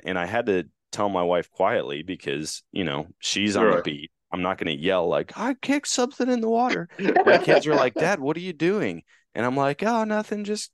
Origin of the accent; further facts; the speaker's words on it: Wisconsin, United States; now in Florida, United States; I grew up in Wisconsin